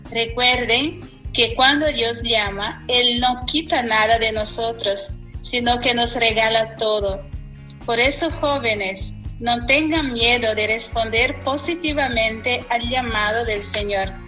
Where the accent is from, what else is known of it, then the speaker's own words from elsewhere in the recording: Brazil; now in Paraguay; religiosa de la congregación Cenáculo de la Caridad. Soy brasileña y actualmente tengo la inmensa alegría de compartir mi vida como misionera en Paraguay.